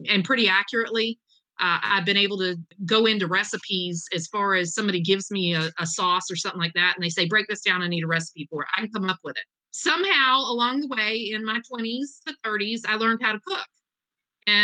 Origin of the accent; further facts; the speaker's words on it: the South, United States; I love to cook comfort food. I'm from the South.